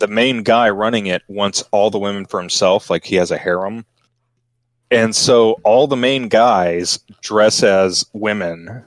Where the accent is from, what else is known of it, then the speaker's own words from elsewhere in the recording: Texas, United States; I'm from Texas